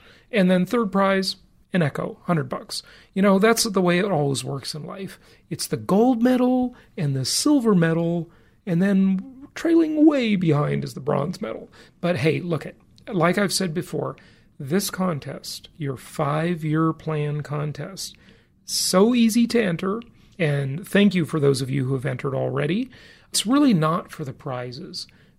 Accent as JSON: {"language": "English", "region": "California", "country": "United States", "tie": "born or raised there", "moved": "yes", "lives_now": "Nevada, United States", "said": "I know most people with properties in the Socialist Republic of California, my home state for most of my life. Fortunately, not anymore, though I'm happy to say, because I do not pay any state income taxes because I live in Nevada."}